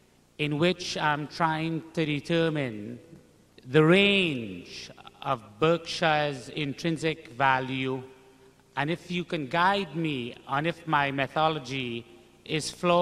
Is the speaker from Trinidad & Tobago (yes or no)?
yes; Trinidad & Tobago; I'm from Trinidad in the West Indies.